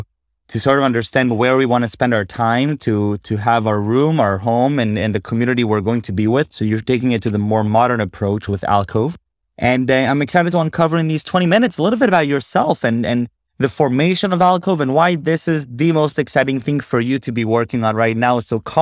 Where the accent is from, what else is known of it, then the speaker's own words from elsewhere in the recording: Israel; now in United States; I'm from Israel